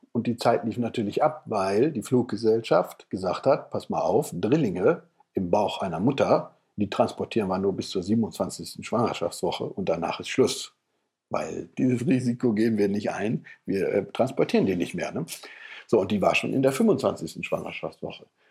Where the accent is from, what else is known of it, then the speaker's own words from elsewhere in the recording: Papenburg, Lower Saxony, Germany; ich komme ja aus dem Norden Deutschlands, von der Nordsee